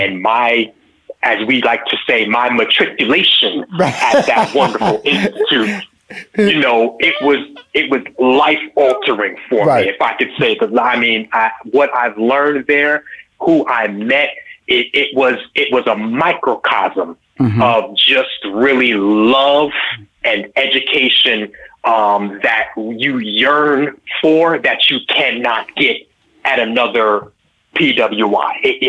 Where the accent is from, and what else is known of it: New York, United States; born or raised there